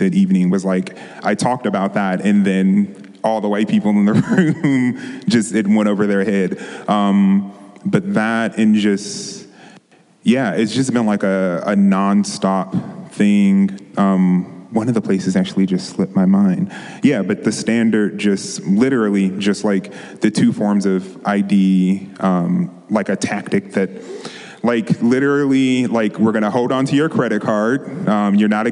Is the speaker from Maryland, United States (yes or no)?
yes; on the border of DC, Maryland, United States; moved away as an adult; also born or lived in Washington, District of Columbia, United States / San Francisco Bay Area; now in Los Angeles, United States; I grew up in Maryland on the borderline of DC, going back and forth.